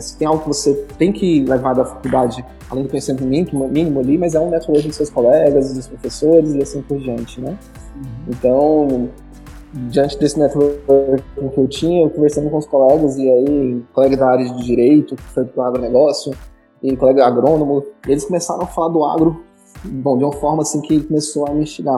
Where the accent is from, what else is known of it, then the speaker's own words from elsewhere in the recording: Ceres, Goiás, Brazil; now in Goiânia, Brazil; Eu sou natural aqui de Goiás, só aqui do interior, da cidade de Séries, e vim para Goiânia